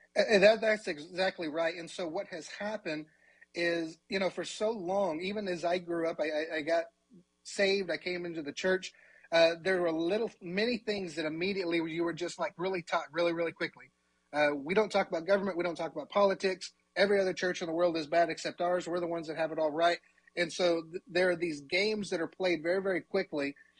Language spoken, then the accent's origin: English; Elk City, Oklahoma, United States; I did grow up in Oklahoma. I grew up in Western Oklahoma uh, in Elk City.